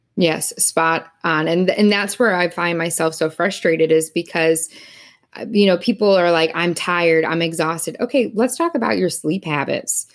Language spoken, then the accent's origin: English; Wisconsin, United States; moved away as an adult; also born or lived in Missouri; now in Indianapolis, United States; growing up in Wisconsin